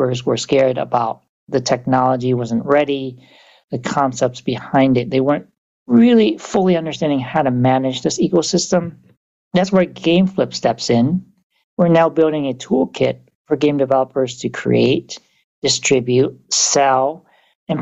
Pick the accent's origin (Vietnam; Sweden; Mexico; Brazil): Vietnam; now in United States; I grew up in Vietnam